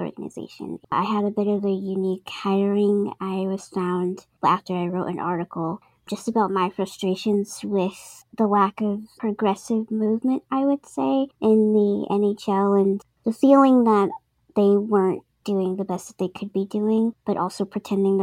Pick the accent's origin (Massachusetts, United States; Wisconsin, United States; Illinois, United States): Massachusetts, United States; Boston; I'm from Boston, Massachusetts